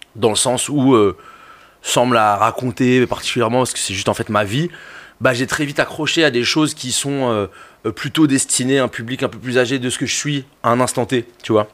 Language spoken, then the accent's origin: French; Brussels, Brussels-Capital Region, Belgium; j'ai grandi à côté de deux endroits qui m'ont forgé pour deux raisons différentes. Le Forêt Nationale pour les concerts